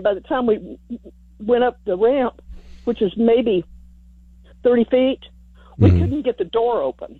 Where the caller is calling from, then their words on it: Kingsbury, Texas, United States; I'm calling from Kingsbury, and we live on Appling Road.